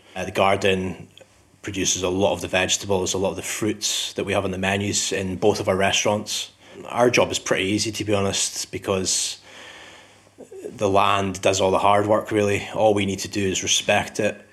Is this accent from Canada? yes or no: no; Scottish Borders, Scotland, United Kingdom; moved away; also born or lived in Edinburgh; I'm um, originally from Edinburgh, but I grew up in the Scottish borders